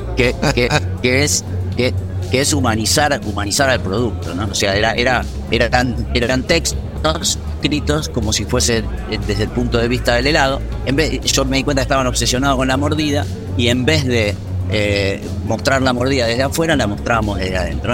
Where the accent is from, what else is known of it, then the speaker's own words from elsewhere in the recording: Argentina; moved away as an adult; now in Madrid, Spain; uno que ya tuvo la experiencia de salir del país y de moverse